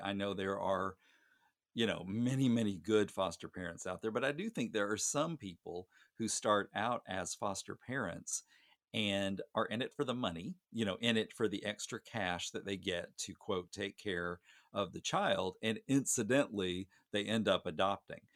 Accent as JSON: {"language": "English", "town": "Gosnell", "region": "Arkansas", "country": "United States", "tie": "born or raised there", "said": "my hometown is tiny, uh, Gosnell, Arkansas"}